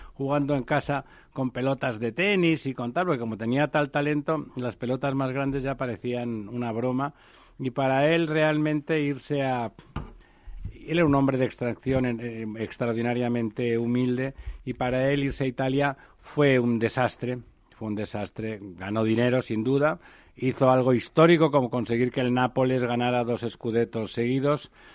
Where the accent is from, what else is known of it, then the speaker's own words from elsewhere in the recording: Barcelona, Catalonia, Spain; yo soy de Barcelona y del Barça